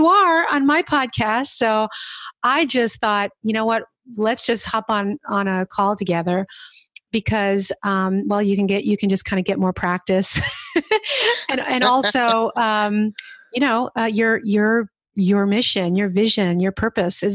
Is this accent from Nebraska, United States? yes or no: no; New Jersey, United States; moved away; also born or lived in New York City / Hudson Valley; I'm from New York originally. I grew up in New Jersey, but, I lived in the city